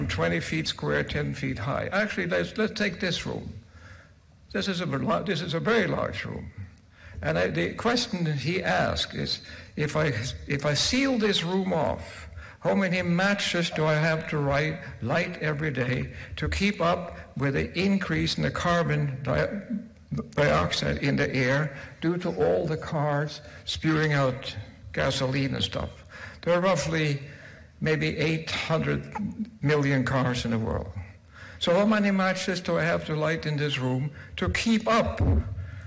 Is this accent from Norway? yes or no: yes; Norway; I'm from Norway